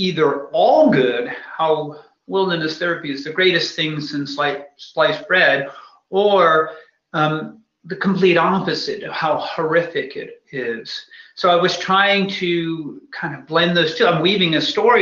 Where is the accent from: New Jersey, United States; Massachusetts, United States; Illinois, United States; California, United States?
Massachusetts, United States; I grew up in Massachusetts